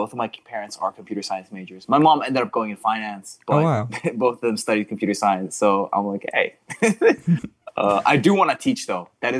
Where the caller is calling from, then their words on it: Gainesville, Florida, United States; I'm calling from Gainesville, Florida.